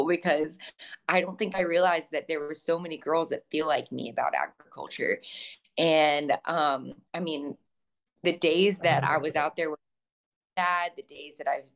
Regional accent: Texas, United States; moved away as an adult; also born or lived in Savannah, Georgia; I'm from Texas

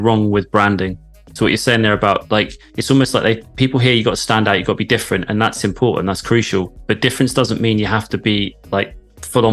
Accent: London, United Kingdom; now in Devon, United Kingdom; I grew up in London, moved to Devon

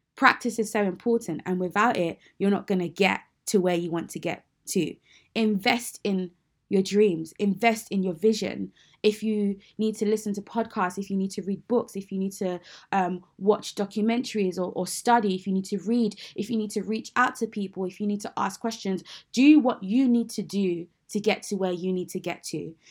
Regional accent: United Kingdom; I am a British Nigerian Christian woman.

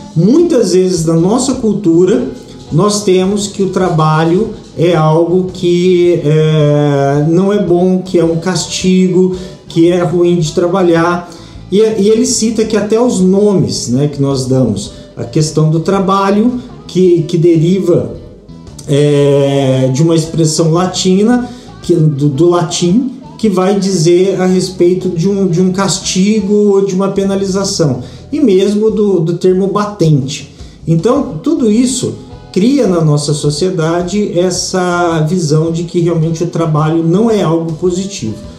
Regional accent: Brazil; nós brasileiros

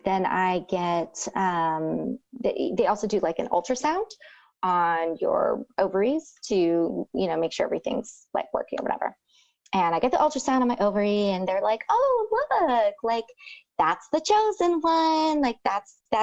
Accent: Rio Grande Valley, Texas, United States; I'm from the Rio Grande Valley

